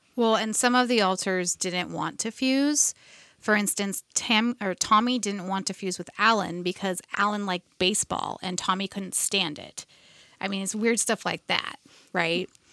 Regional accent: United States; I, being an American

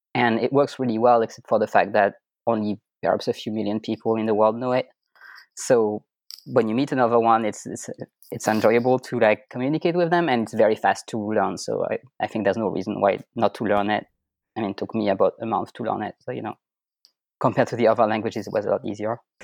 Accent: France; first language French; English is a second language; moved away as an adult; also born or lived in Germany; now in Austria; French is my native language

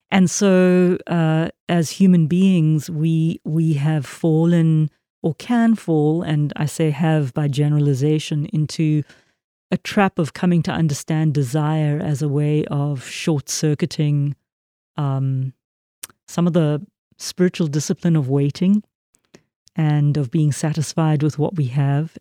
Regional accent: South Africa; I was raised in a very Christian country, very Calvinist Protestant country

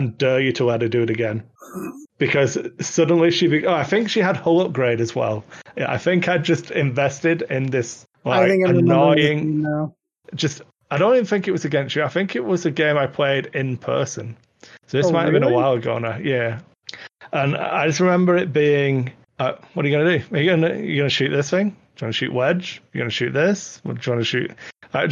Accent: Wigan, North West England, United Kingdom; I'm wearing my Wigan Athletic t-shirt, my hometown football club, soccer club

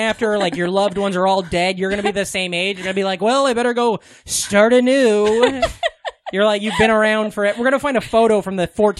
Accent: Omaha, Nebraska, United States; accent: Midwestern; how I grew up with Omaha, mm-hmm. except for a little, like, everything smaller. Like, my hometown was a little smaller, and then it got a little bigger, because Omaha's a little smaller than Kansas City.

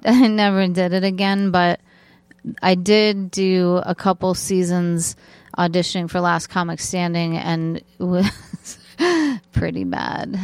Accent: Torrance, California, United States; I grew up in Torrance, California

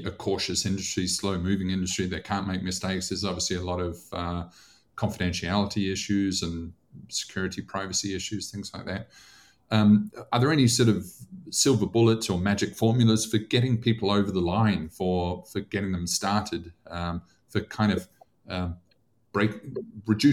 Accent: New Zealand; moved away; I grew up in New Zealand

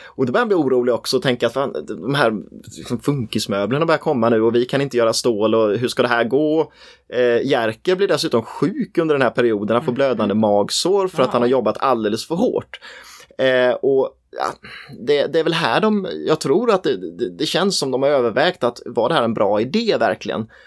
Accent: Nässjö, Jönköping County, Sweden; jag är ju från Nässjö

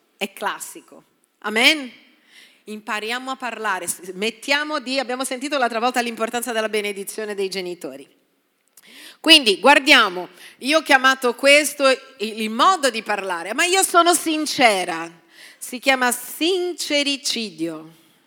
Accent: Brazil; now in Italy; Sono brasiliana

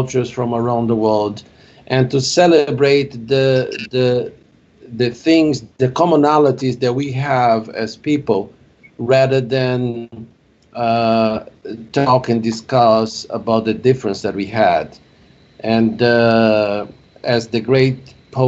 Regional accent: Brazil; now in United States; I'm originally from Brazil

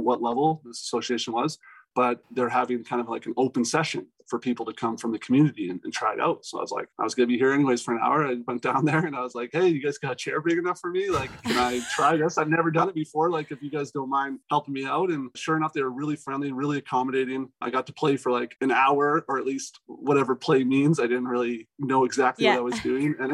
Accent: Alberta, Canada; I was born in Canada

